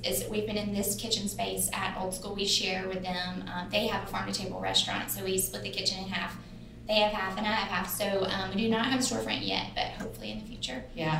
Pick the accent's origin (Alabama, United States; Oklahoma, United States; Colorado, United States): Alabama, United States; So I am, if you probably can tell from my long vowels, I'm from Alabama.